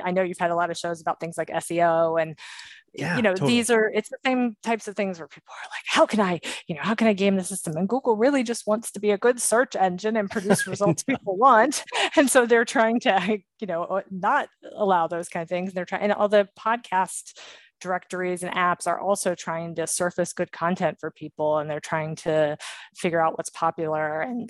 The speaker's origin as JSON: {"language": "English", "region": "Maryland", "country": "United States", "tie": "born or raised there", "said": "I grew up in Maryland, the Maryland, Virginia area. And yeah, all kind of up and down the East Coast in my younger years."}